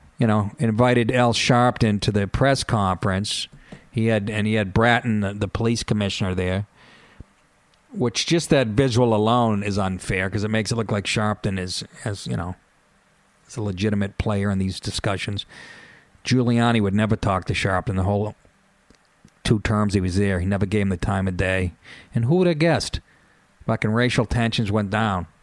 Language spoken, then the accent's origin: English; Boston, Massachusetts, United States; I was from Boston